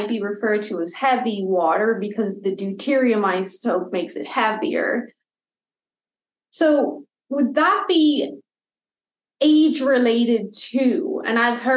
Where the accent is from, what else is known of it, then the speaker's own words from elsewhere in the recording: Ireland; now in Canada; I'm Irish